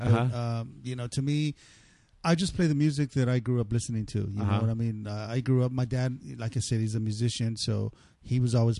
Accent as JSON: {"language": "English", "town": "El Paso", "region": "Texas", "country": "United States", "moved": "as an adult", "lives_now": "Los Angeles, United States", "said": "I'm from El Paso, Texas."}